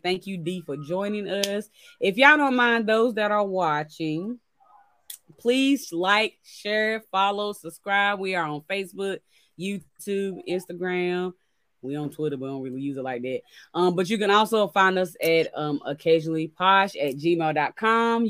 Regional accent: Chatham County, North Carolina, United States; I'm from Chatham County. I am

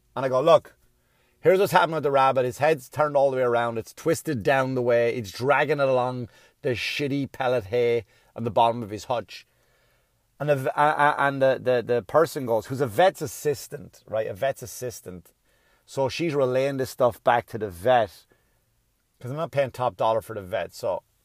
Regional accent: Ireland; now in United States; when I was a kid growing up in Ireland

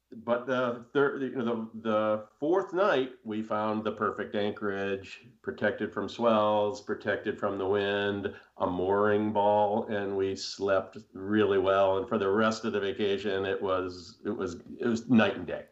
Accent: United States; grow up on Long Island Sound

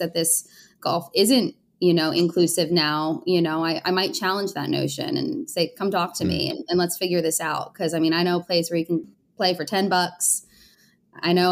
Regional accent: Connecticut, United States; moved away as an adult; also born or lived in Newtown, Connecticut; now in Los Angeles, United States; I grew up in Connecticut

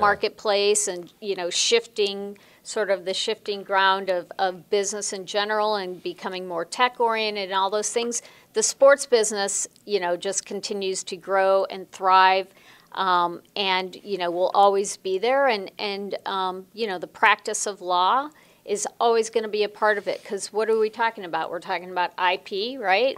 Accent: Chicago, Illinois, United States; moved away as an adult; also born or lived in Los Angeles; I grew up in Chicago, not in Los Angeles

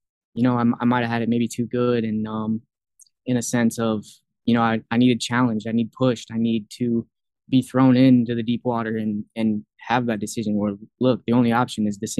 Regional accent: Fort Dodge, Iowa, United States; now in Iowa City, United States; being back home in Iowa

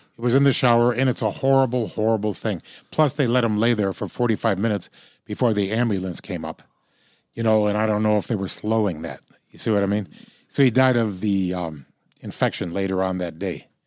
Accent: Illinois, United States; I'm from Illinois

